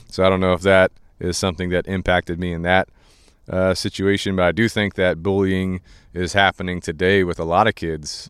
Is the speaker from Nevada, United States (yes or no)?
no; Goose Creek, South Carolina, United States; we grew up in Goose Creek